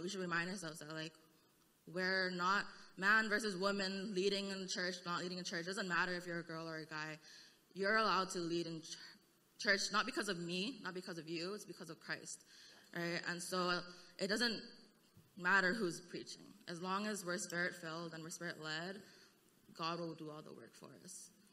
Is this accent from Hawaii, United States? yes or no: yes; Hawaii, United States; now in Seattle, United States; I'm from Hawaii